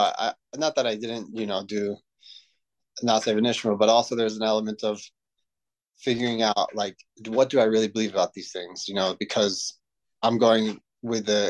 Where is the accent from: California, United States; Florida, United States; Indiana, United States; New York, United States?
Florida, United States; Cooper City; I grew up in South Florida, Cooper City.